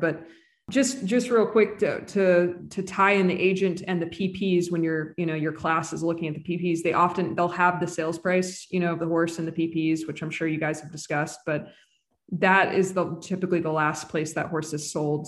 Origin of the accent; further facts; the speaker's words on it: Bethesda, Maryland, United States; moved away as an adult; also born or lived in California; I grew up in Bethesda